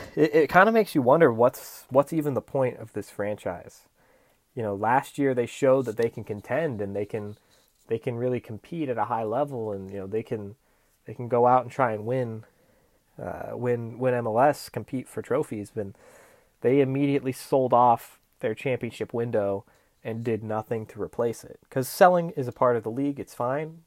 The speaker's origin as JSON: {"language": "English", "region": "Florida", "country": "United States", "tie": "born or raised there", "said": "my home state"}